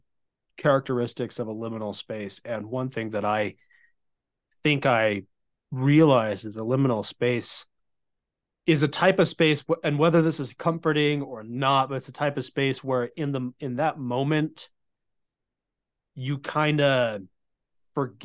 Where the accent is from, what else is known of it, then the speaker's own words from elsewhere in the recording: Southern California, United States; I grew up in Southern California, kind of along the mountains where the LA Valley kind of transitions into the high desert, into the Mojave